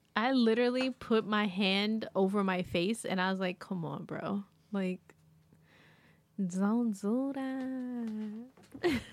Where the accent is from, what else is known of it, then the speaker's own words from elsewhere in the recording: New York, United States; as a New Yorker.